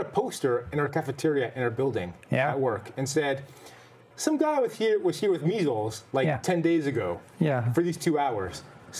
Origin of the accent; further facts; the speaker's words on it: Canada; as a kid growing up in Canada